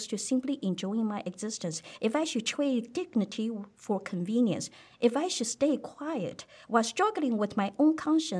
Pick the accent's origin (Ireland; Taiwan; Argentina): Taiwan; English is a second language; moved away as an adult; now in United States; I was from Taiwan